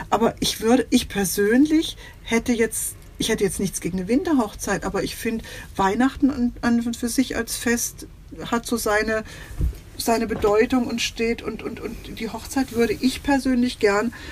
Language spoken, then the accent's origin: German; Baden-Württemberg, Germany; Als Schwabe so, bin ich da ein großer Mensch, Freund.